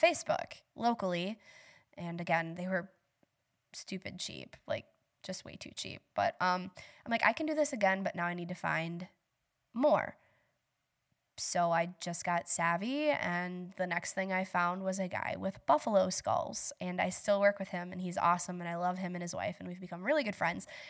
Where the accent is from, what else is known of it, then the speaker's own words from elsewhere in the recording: Bangor, Wisconsin, United States; also born or lived in West Salem, Wisconsin; So I grew up in Bangor. I live in West Salem.